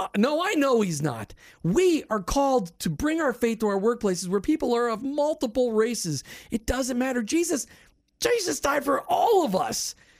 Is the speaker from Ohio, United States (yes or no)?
no; Minnesota, United States; But maybe it's because I grew up in Minnesota and color didn't mean anything because everybody was just frozen in blue.